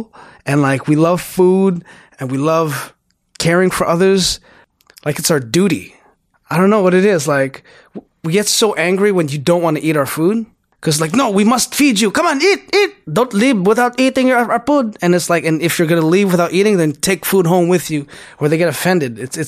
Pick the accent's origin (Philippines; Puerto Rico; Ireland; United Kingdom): Philippines; Philippines, obviously, my hometown or my home country.